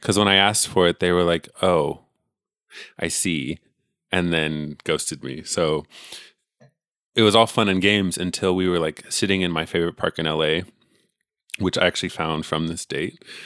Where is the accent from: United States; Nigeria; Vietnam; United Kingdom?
United States; California; I'm literally born and raised here